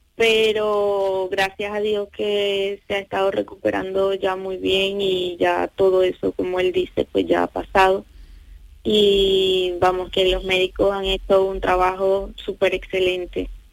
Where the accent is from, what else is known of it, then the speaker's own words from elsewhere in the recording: Venezuela; moved away as an adult; somos de Venezuela, entonces estando allí